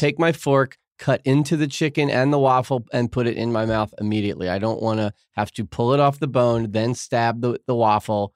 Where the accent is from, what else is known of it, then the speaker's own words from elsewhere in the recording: New York, United States; now in Los Angeles, United States; I'm a New Yorker